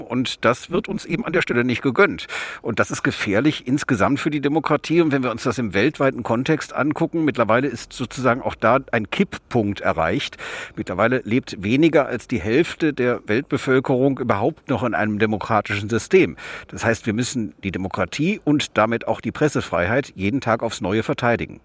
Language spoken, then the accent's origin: German; West Germany, Germany; ich komme aus Westdeutschland.